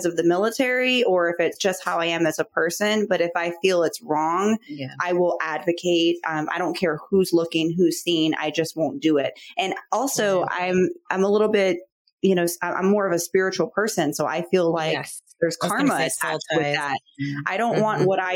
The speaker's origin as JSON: {"language": "English", "town": "Chicago", "region": "Illinois", "country": "United States", "said": "I'm from Chicago"}